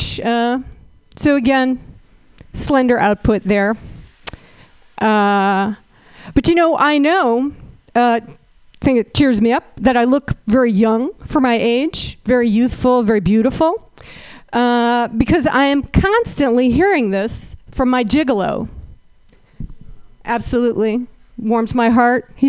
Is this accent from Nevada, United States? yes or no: no; Berkeley, California, United States; I'm from Berkeley